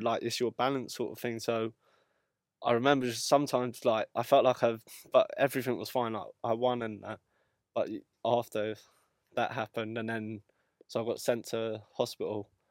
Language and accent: English; London, United Kingdom; I'm from obviously Ealing